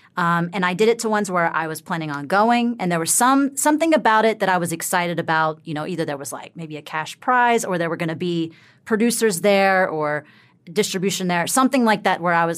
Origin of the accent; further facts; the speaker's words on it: the South, United States; Yeah, I'm from the South.